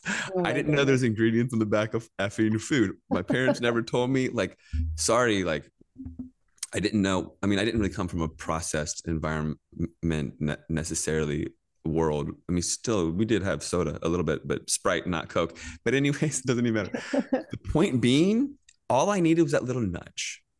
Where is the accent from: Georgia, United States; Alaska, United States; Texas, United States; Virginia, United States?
Virginia, United States; I grew up in Virginia, in Northern Virginia